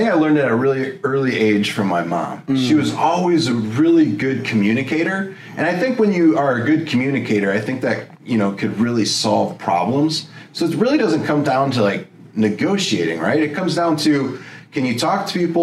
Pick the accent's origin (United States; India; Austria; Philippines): United States; Elgin, Illinois; moved away; back where I grew up in Elgin, Illinois